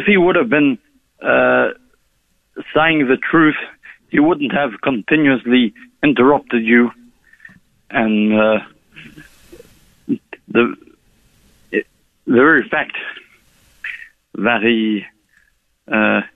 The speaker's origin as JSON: {"language": "English", "town": "Melbourne", "region": "Victoria", "country": "Australia", "tie": "born or raised there", "moved": "yes", "said": "my hometown, Melbourne, Australia"}